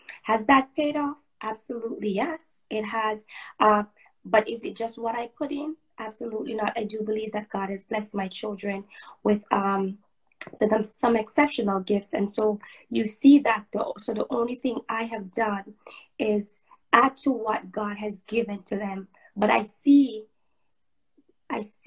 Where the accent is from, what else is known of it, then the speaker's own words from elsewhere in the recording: Jamaica; I'm Jamaican. I was born and raised in Jamaica.